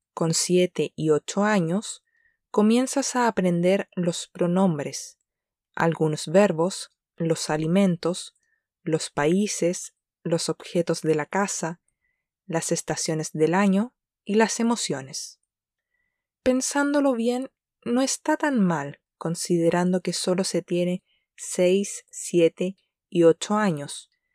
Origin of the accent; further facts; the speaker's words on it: Chile; la primera lengua extranjera que comenzamos a aprender en Chile durante la etapa escolar